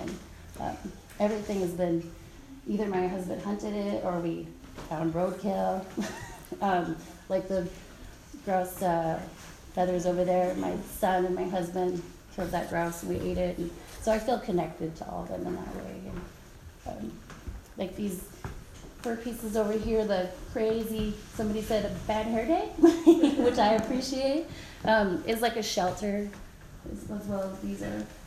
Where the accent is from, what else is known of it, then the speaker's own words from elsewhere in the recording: Fort Yukon, Alaska, United States; now in Fairbanks, United States; I am from Fort Yukon, I'm Gwich'in